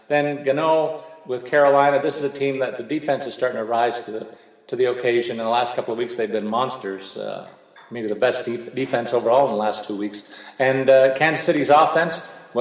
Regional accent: Canada; as a Canadian football fan

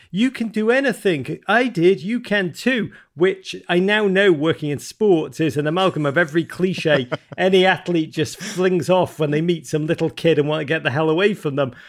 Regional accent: Liverpool, North West England, United Kingdom; now in United States; I grew up in Liverpool, England at a dark time in, uh, the North's history, nineteen eighties, the great city of Liverpool, magical place.

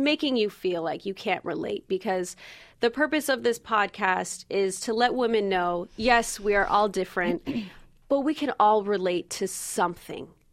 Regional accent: Valencia, California, United States; I am from Valencia, California, which is a little north of Los Angeles. I grew up there, but I left right away

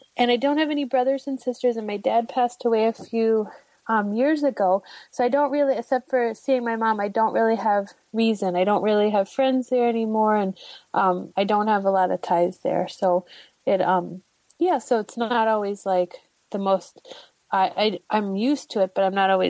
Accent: St. Louis, Missouri, United States; moved away as an adult; now in New York, United States; I'm from St. Louis. Okay. St. Louis, Missouri. Yeah. I grew up there, and then I also went to college there, and then I kind of never went back.

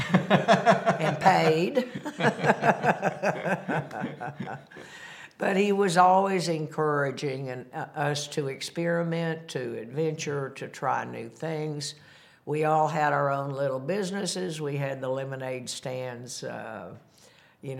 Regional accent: Bentonville, Arkansas, United States; Growing up in Bentonville, at the time it was a town of 2,000 people, a little country town

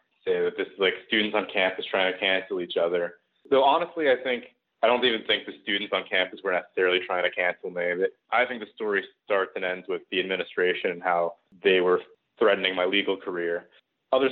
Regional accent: Seattle, Washington, United States; moved away as an adult; also born or lived in Western Massachusetts; I'm from the West Coast. I'm from the Seattle area.

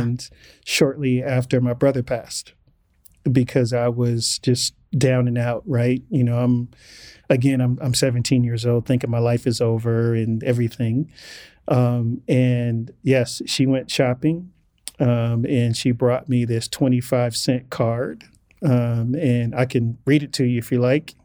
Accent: Inglewood, California, United States; growing up as, as a black male growing up in Englewood in the eighties

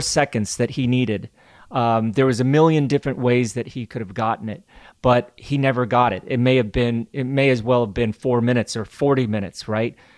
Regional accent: United States; As an American

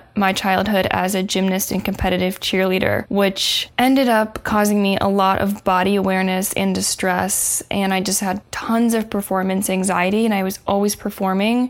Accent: Indiana, United States; now in Los Angeles, United States; I live in LA. I live in Southern California, and I am actually from the Midwest, from Indiana

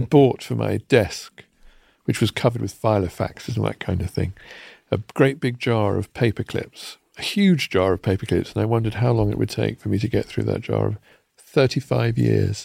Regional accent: Kettering, East Midlands, United Kingdom; When I was growing up in Kettering, Shoetown

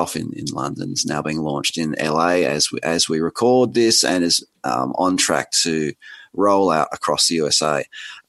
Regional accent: Australia; accent: Australian; my outrageous accent, I'm Australian

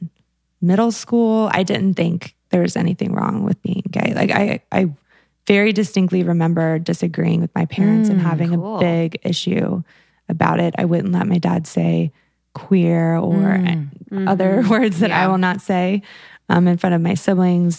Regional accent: the South, United States; I come from the South and my parents are evangelical Christians.

